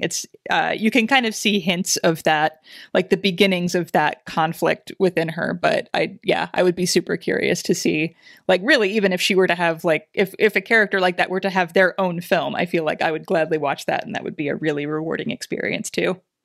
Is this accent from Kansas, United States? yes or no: yes; Southeast Kansas, United States; grew up in Southeast Kansas, not far from Arkansas